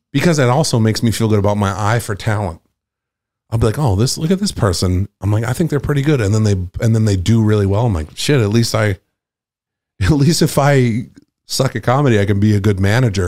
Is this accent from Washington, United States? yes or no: no; Nantucket, Massachusetts, United States; moved away as an adult; also born or lived in Boston; I'm from Nantucket